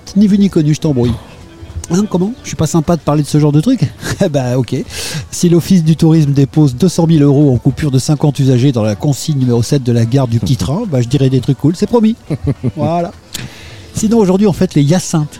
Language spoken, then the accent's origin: French; France; nous, on est français